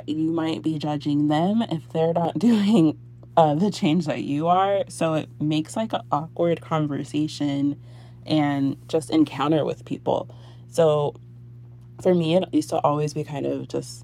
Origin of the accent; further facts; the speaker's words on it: San Antonio, Texas, United States; I am born and raised in San Antonio, Texas.